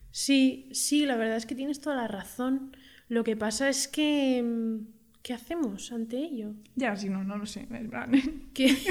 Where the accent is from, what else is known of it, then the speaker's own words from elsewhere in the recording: Madrid, Community of Madrid, Spain; aquí las dos somos madrileñas.